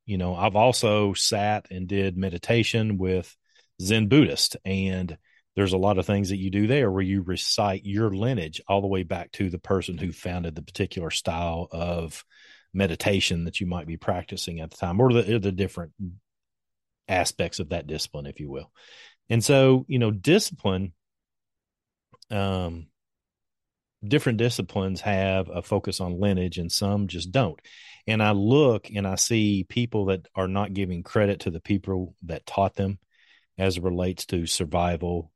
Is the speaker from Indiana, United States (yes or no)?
no; Winchester, Kentucky, United States; I grew up here in Kentucky. I've lived in Kentucky my entire life